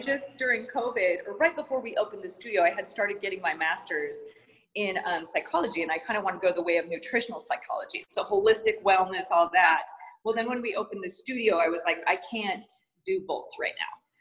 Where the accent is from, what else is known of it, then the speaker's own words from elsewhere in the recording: Missoula, Montana, United States; moved away as an adult; also born or lived in San Diego, California; now in Phoenix, United States; I grew up in uh, Missoula, Montana. spent my first 18 years there